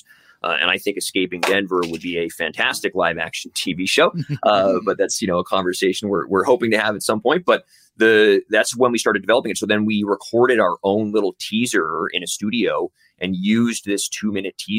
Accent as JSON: {"language": "English", "country": "Canada", "also_born_or_lived": "Vancouver", "said": "we're based in Vancouver. We're two Canadian dudes writing this show"}